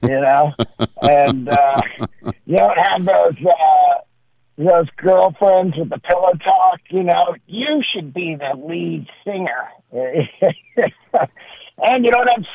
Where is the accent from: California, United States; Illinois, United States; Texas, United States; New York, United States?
California, United States; Bay Area; moved away as an adult; also born or lived in San Francisco; now in Los Angeles, United States; the Oakland Arena, which is where I saw all the concerts growing up